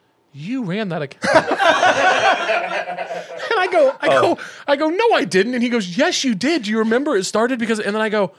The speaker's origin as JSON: {"language": "English", "region": "Missouri", "country": "United States", "said": "I'm from Missouri."}